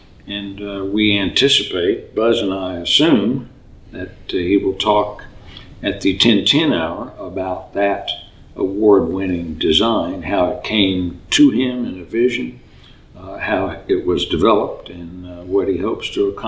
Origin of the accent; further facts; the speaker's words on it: Oklahoma City, Oklahoma, United States; also from Oklahoma City, also a member of St. Paul's Cathedral, and I'm enrolled in Muskogee Creek.